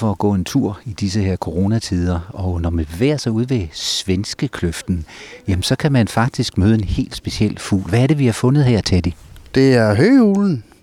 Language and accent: Danish; Silkeborg, Central Denmark Region, Denmark; Jeg kommer fra Silkeborg.